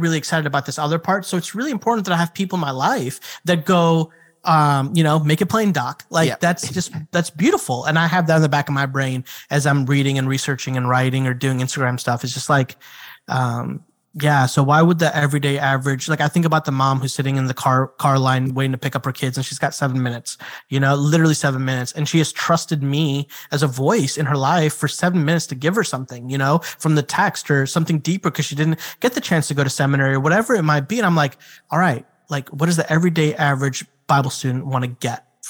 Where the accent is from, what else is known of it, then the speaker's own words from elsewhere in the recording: Chicago, Illinois, United States; moved away; also born or lived in South Carolina; I've got a group of friends that I've known since I was like 8 years old, 7 years old. And we grew up together in Chicago